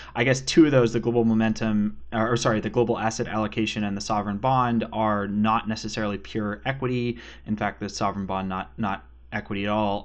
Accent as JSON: {"language": "English", "area": "Western Canada", "region": "British Columbia", "country": "Canada", "tie": "born or raised there", "accent": "Canadian", "moved": "yes", "lives_now": "Winston-Salem, United States", "said": "I grew up in Western Canada, so like twenty-five minute drive from a ski hill."}